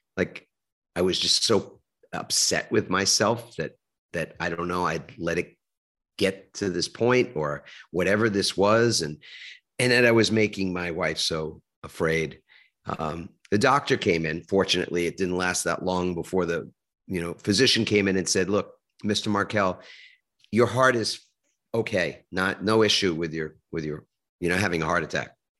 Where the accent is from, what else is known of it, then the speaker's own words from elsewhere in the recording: New York City, New York, United States; I grew up in New York. I grew up in a little suburb of Manhattan called Queens